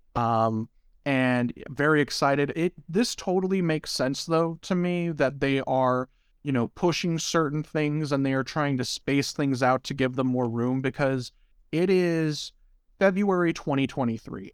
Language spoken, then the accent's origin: English; United States; as an American